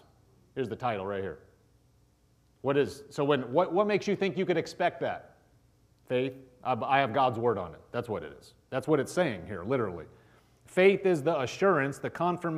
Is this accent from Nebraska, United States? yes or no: yes; Nebraska, United States; I'm from Nebraska